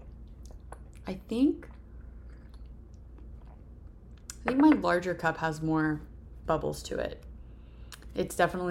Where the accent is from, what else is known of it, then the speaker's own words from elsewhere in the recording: Texas, United States; I grew up in Texas